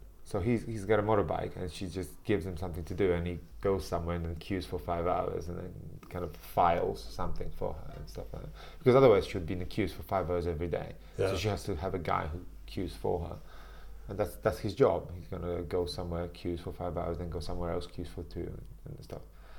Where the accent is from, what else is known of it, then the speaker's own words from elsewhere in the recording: Warsaw, Masovian Voivodeship, Poland; English is a second language; I was from Warsaw.